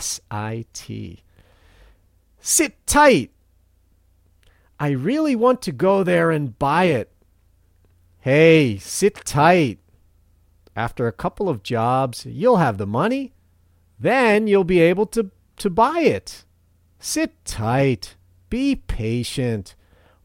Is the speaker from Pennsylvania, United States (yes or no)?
yes; Philadelphia, Pennsylvania, United States; moved away as an adult; now in Matsumoto, Japan; where I grew up in the Philadelphia area